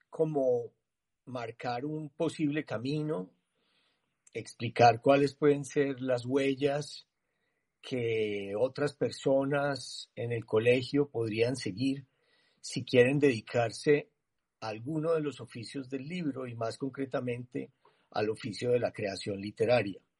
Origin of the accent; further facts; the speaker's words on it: Medellín, Antioquia, Colombia; born there; nací en Medellín hace 63 años